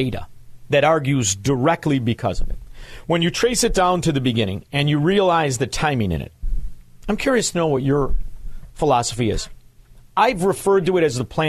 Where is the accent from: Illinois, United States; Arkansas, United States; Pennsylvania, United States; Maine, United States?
Illinois, United States; Chicago; now in Florida, United States; I grew up in Chicago. I live in Florida now